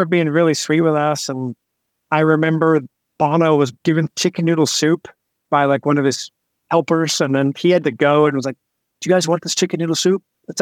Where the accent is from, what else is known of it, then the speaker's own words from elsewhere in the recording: New Jersey, United States; Growing up in New Jersey